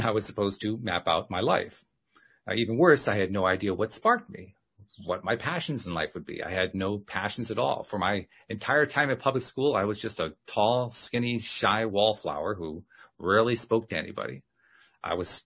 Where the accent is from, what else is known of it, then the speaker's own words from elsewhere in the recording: Schenectady, New York, United States; I was from Schenectady, New York